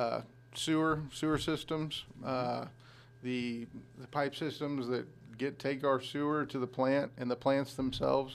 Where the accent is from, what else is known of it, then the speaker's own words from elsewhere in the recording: Sedalia, Missouri, United States; also born or lived in Tuscumbia, Missouri; I was born in Tuscumbia, Missouri. We moved to Sedalia, I think, when I was about 3 or 4. I was pretty little, can't remember exactly. but then been here pretty much throughout my entire life